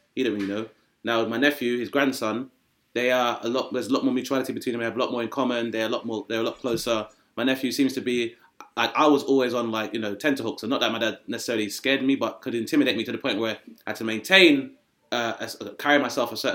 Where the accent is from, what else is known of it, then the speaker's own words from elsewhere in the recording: Grenada; also born or lived in United Kingdom; where I'm from, Grenada was like formerly a French colony as well.